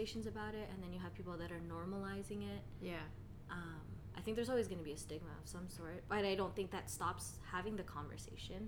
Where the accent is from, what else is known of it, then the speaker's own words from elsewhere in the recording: Philippines; us being Filipino, I feel in the Philippines we're a very collectivist culture